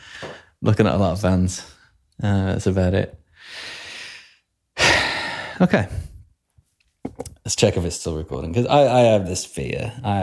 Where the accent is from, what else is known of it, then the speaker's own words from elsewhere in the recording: Chicago, Illinois, United States; I'm from Chicago, Illinois, and I know what hotels are.